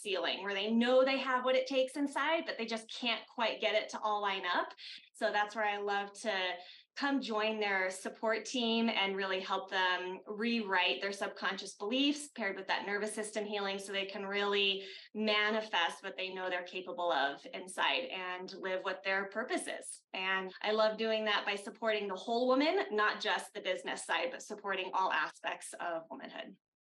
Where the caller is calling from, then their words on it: Denver, Colorado, United States; I'm coming from Denver, Colorado